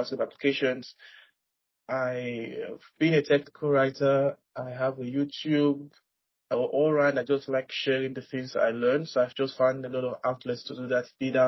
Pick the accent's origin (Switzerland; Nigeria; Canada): Nigeria; I am from Nigeria